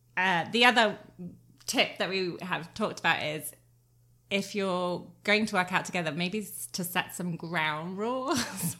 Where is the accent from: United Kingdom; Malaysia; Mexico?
United Kingdom; England; moved away; I was born in England, not raised to run in these kind of temperatures